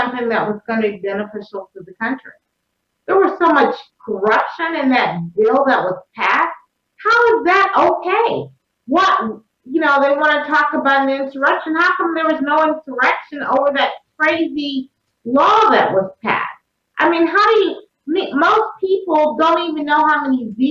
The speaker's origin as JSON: {"language": "English", "region": "Texas", "country": "United States", "tie": "born or raised there", "said": "I'm from Texas"}